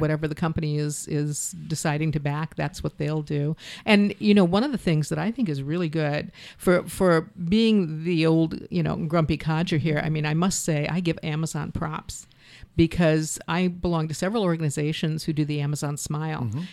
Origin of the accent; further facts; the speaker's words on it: Ohio, United States; moved away; I grew up in Ohio, so I mm-hmm. still have friends and family there